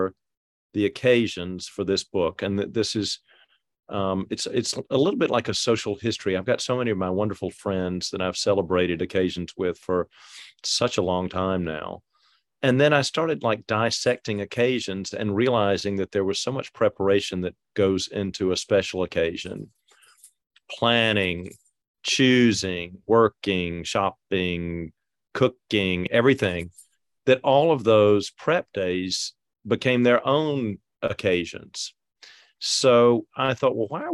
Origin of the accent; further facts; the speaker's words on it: Atlanta, Georgia, United States; also born or lived in France; we grew up in Atlanta, but we spent as much time in France as we did in Atlanta. So I like to say that I grew up, you know, in both places